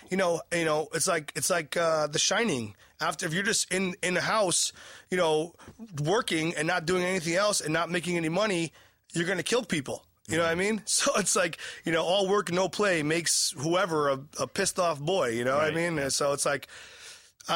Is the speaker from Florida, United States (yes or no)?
no; New Haven, Connecticut, United States; my hometown, Toad's Place